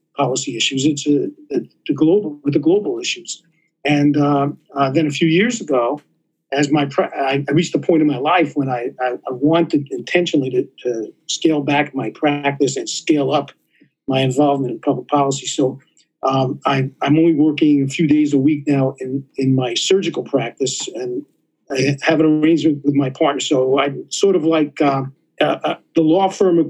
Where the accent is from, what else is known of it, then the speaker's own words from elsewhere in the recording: New York City, New York, United States; moved away as an adult; now in Phoenix, United States; I grew up in New York City